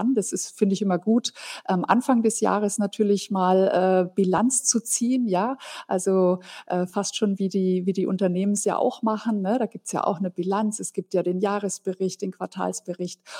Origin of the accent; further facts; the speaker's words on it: Fürth, Bavaria, Germany; aus der Stadt, wo ich herkomme. Das ist die Kleeblattstadt Fürth bei Nürnberg.